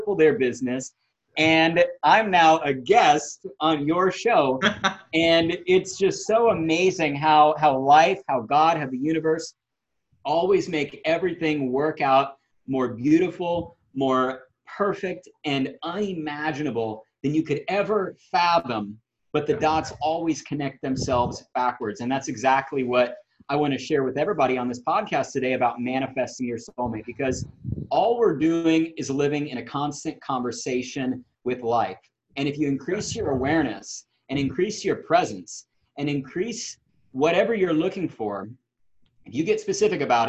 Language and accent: English; Houston, Texas, United States; I'm from Houston, Texas